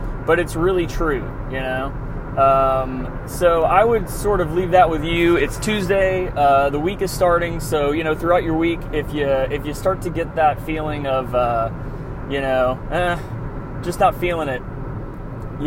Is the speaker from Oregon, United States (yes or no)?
no; Nashville, Tennessee, United States; moved away; I'm from Nashville originally